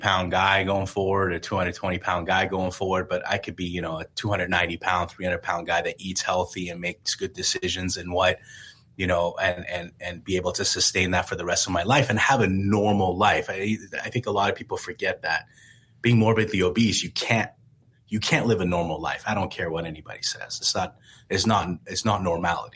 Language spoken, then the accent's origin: English; Iran; now in United States; growing up in Iran